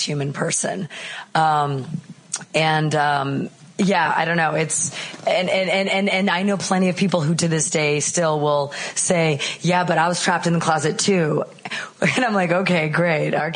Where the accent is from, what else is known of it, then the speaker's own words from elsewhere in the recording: Canada; moved away as an adult; now in Chicago, United States; I'm originally Canadian, but I moved to Chicago a long time ago.